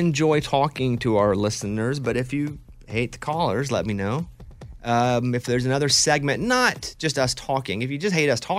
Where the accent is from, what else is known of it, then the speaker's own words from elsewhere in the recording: Arkansas, United States; also born or lived in Austin, Texas; now in Nashville, United States; I am so anti-cold, and I've lived, growing up in Arkansas, living in Nashville now, they're cold for 4 months of the year, and I hate it.